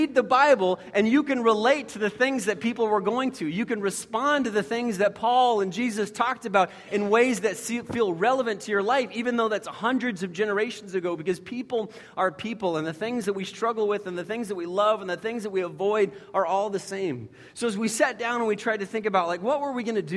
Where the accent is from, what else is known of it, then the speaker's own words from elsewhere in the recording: United States; as many American Christians